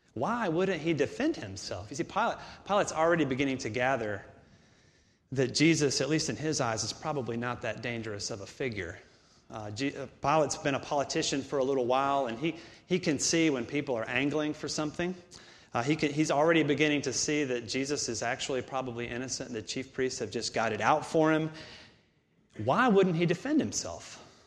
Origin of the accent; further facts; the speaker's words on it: Augusta, Georgia, United States; moved away; I'm from Augusta, about two hours away from here